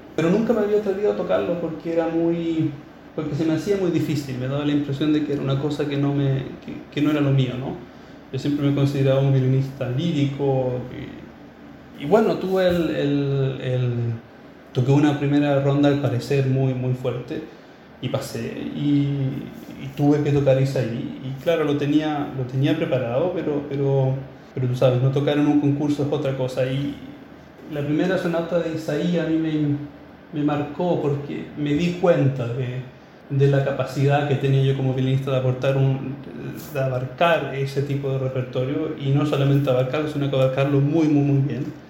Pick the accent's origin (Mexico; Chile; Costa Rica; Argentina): Chile; also born or lived in Berlin; intérprete chileno